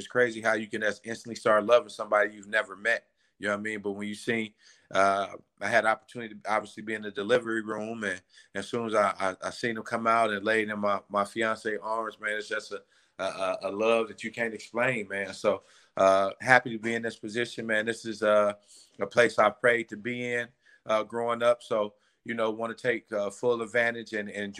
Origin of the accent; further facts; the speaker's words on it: Chicago, Illinois, United States; now in Ohio, United States; I'm originally from Chicago.